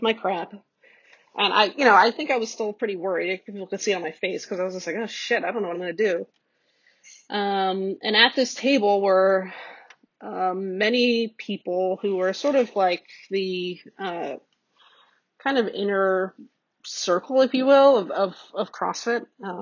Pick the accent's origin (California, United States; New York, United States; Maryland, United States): New York, United States; I'm a New Yorker.